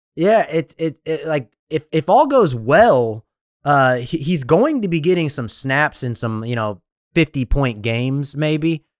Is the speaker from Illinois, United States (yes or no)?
no; Texas, United States; I'm from Texas